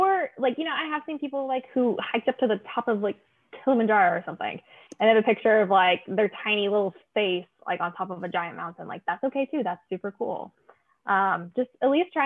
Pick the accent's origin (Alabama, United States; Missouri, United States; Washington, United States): Alabama, United States; I grew up in Alabama